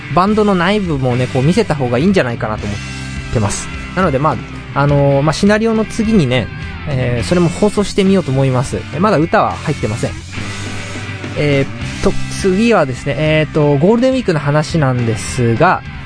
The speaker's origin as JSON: {"language": "Japanese", "region": "Tochigi", "country": "Japan", "tie": "born or raised there", "said": "地元の栃木で、えー、ゆっくりしてました"}